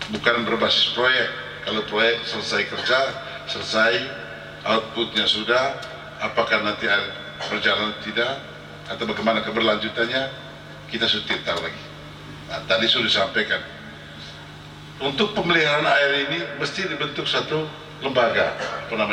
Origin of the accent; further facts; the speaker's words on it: East Nusa Tenggara, Indonesia; kita orang Manggarai selalu ngomong gini